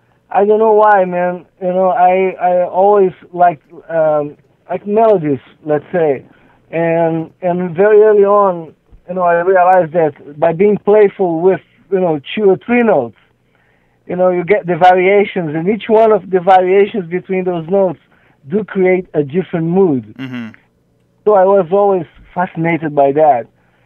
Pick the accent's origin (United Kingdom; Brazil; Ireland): Brazil; English is a second language; I think so. I think so. I think so.